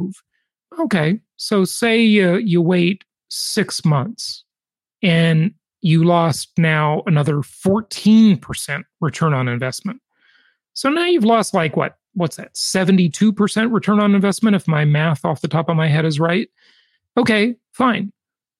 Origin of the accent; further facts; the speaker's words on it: California, United States; the Socialist Republic of California, where you live and where I'm from